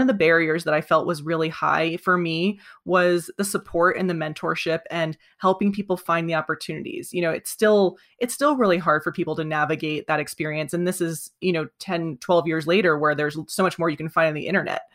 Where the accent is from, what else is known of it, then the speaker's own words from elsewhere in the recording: coastal New Jersey, United States; now in Vermont, United States; I grew up in coastal New Jersey. I now reside in Vermont